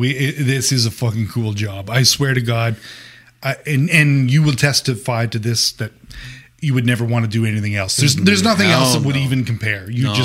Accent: Canada; We're so Canadian.

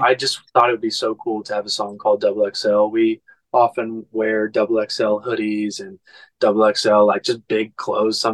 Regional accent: Oklahoma, United States; moved away; I'm from Oklahoma, so I always try to get back and go see my mom

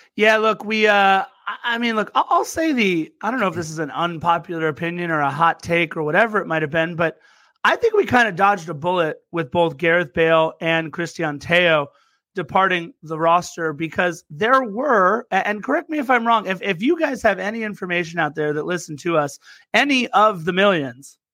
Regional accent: Torrance, California, United States; also born or lived in Lawndale, California; born and raised in the South Bay, Torrance, and now Lawndale, California

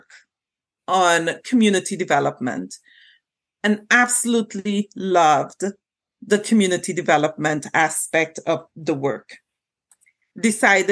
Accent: Trinidad & Tobago; moved away as an adult; also born or lived in Jamaica; now in Canada; I was born and raised in Trinidad and Tobago

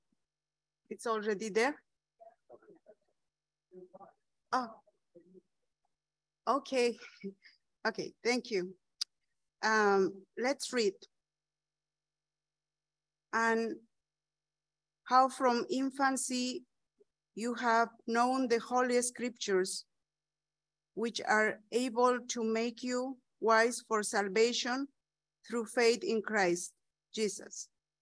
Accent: Bolivia; English is a second language; I am from Bolivia.

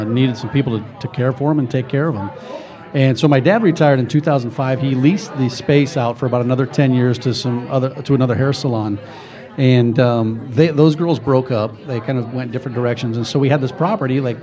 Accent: Omaha, Nebraska, United States; I grew up in the Dundee area

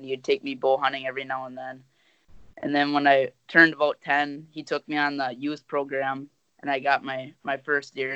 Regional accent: Wisconsin, United States; I'm from Wisconsin

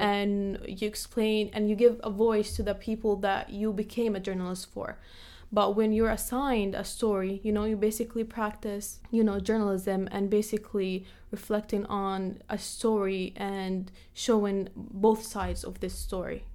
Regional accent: Jordan; moved away; also born or lived in Palestine; they immigrated to Jordan, where I was born and raised

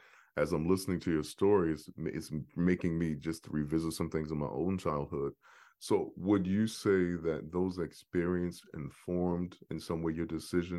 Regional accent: Baltimore, Maryland, United States; I grew up in Baltimore. And, you know, I grew up in the inner city. Wasn't necessarily a poor neighborhood

